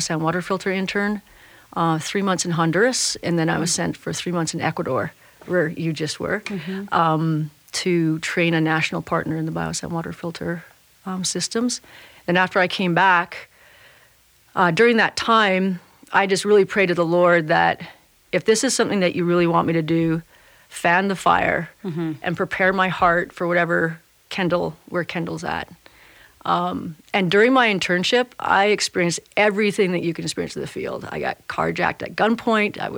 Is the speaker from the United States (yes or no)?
no; Canada; also born or lived in Yukon / British Columbia; We're both Canadian. I grew up in the Yukon in British Columbia.